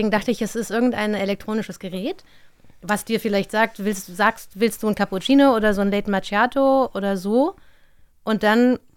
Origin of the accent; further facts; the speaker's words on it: Mainz, Rhineland-Palatinate, Germany; ich bin ja in Mainz aufgewachsen.